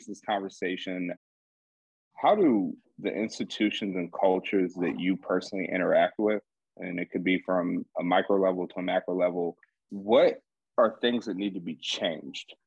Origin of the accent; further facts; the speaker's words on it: Atlanta, Georgia, United States; I'm from Atlanta